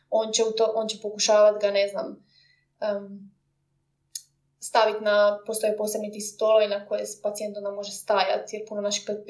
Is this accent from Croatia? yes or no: yes; Croatia; now in London, United Kingdom